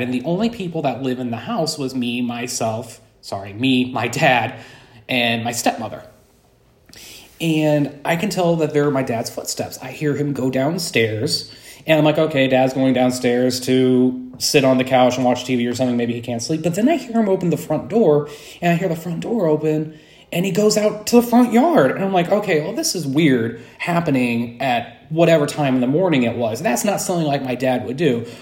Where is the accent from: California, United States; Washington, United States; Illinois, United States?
Illinois, United States; Alton; moved away as an adult; now in Saint Louis, United States; I'm originally from Alton, Illinois, and I lived in the Alton, Illinois area for about twenty-five years